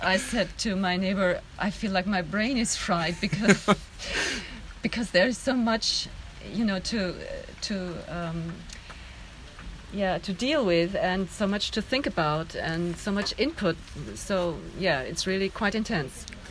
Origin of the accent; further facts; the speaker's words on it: Germany; I'm from Germany